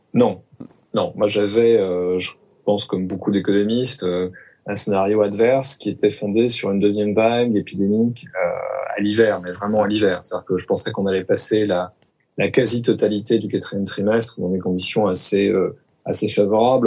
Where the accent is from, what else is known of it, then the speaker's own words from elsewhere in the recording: Lorient, Brittany, France; je suis né à Lorient